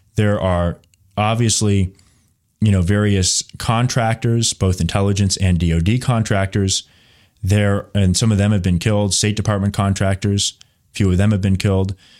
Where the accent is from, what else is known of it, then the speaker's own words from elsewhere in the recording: United States; I'm an American